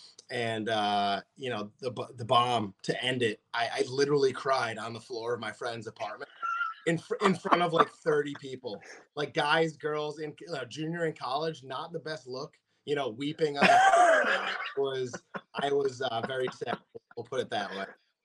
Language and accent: English; Rhode Island, United States; I grew up in Rhode Island. There's half Red Sox, half Yankee fans.